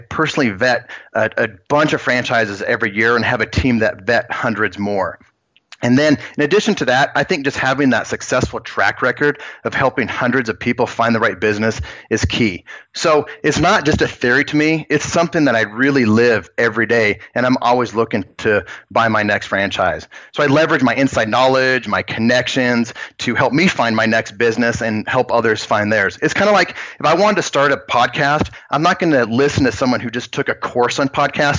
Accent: Spearfish, South Dakota, United States; also born or lived in Virginia / Kansas City / Austin; That took me from Virginia to Kansas City to Austin up until about 5 years ago when I moved back to my hometown in Spearfish, South Dakota.

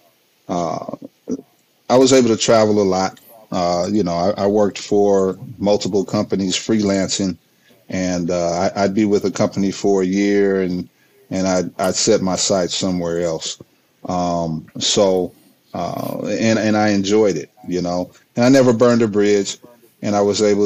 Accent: California, United States; moved away as an adult; also born or lived in Mississippi; I'm originally from California

